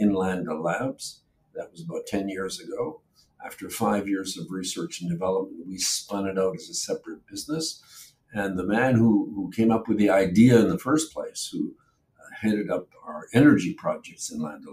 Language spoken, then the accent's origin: English; Canada; moved away as an adult; also born or lived in Poland / Germany / England; now in Israel; spent the first couple of years of my life in a refugee camp in Germany. And then my parents moved to Canada. So I grew up in Canada